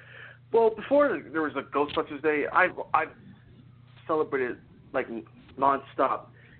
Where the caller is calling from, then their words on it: Philadelphia, Pennsylvania, United States; I'm calling from Philadelphia, Pennsylvania